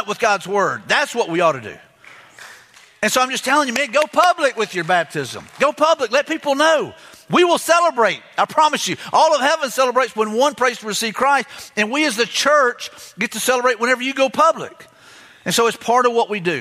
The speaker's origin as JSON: {"language": "English", "town": "Mobile", "region": "Alabama", "country": "United States", "tie": "born or raised there", "said": "I grew up in Mobile, Alabama, in a little area called 8 Mile."}